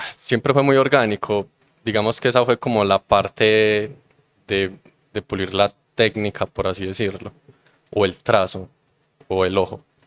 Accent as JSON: {"language": "Spanish", "town": "Copacabana", "region": "Antioquia", "country": "Colombia", "said": "yo soy de Copacabana"}